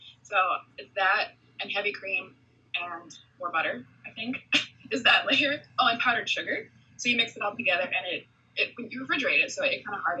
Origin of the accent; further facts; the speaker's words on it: British Columbia, Canada; moved away; I'm from Canada, British Columbia, so there's a place called Nanaimo, which is not where I'm from